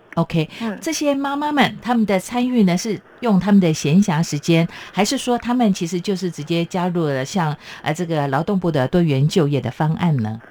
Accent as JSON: {"language": "Chinese", "region": "Chiayi", "country": "Taiwan", "tie": "born or raised there", "moved": "yes", "said": "像我的老家在嘉义，我们就是以这个农业为主"}